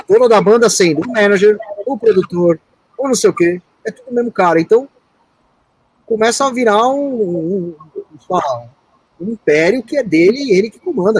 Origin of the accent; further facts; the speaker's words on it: Brazil; eu sou brasileiro